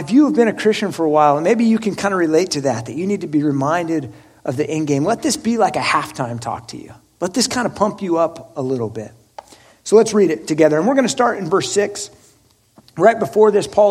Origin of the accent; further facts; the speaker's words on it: Oregon, United States; I'm from Oregon